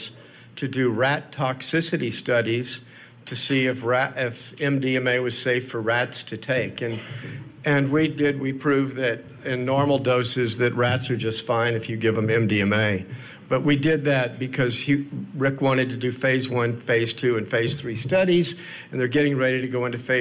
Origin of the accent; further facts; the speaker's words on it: Houston, Texas, United States; I grew up in Houston, Texas